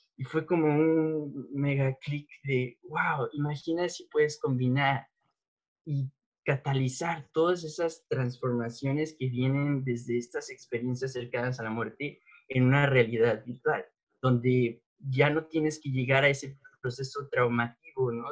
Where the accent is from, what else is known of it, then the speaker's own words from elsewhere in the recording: State of Mexico, Mexico; pues yo nací en la Ciudad de México, em, pero crecí en el Estado de México